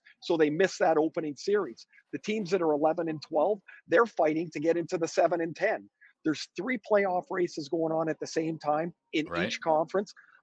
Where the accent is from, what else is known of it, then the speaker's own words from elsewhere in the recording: Canada; I'm a Canadian.